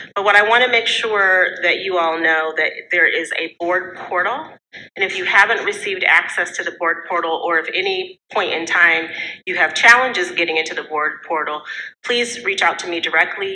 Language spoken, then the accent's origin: English; Midland, Michigan, United States; also born or lived in Saginaw, Michigan; now in Ann Arbor, United States; I grew up in Midland, um, also in the Saginaw area, but I currently reside outside of Ann Arbor